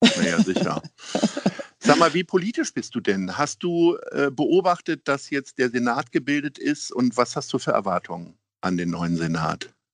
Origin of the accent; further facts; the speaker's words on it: Hamburg, Germany; wir Hamburger